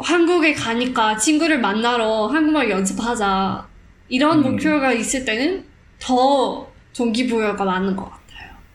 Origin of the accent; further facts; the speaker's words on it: South Africa; first language Afrikaans; Korean is a second language; now in Singapore; 저는 남아공에서 태어났지만 어, 해외에서 많이 살던